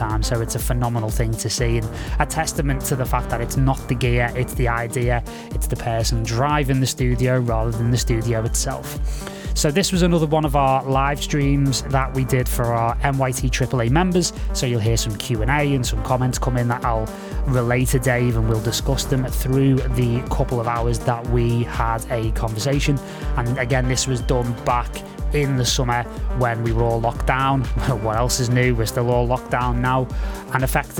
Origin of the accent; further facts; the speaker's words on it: Liverpool, North West England, United Kingdom; moved away; also born or lived in Los Angeles; from quite humble beginnings in Liverpool, obviously my hometown